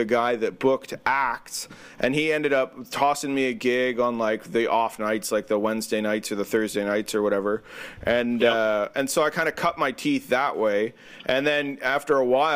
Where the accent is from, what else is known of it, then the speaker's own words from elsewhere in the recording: North Bay, Ontario, Canada; moved away as an adult; now in Petrolia, Canada; I grew up in North Bay, actually. I lived in North Bay for the first 25 years of my life